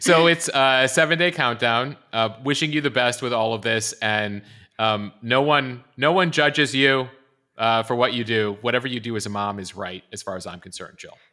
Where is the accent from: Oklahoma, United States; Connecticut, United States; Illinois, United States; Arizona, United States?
Illinois, United States; Chicago; as a Chicagoan and growing up a Chicago Bears fan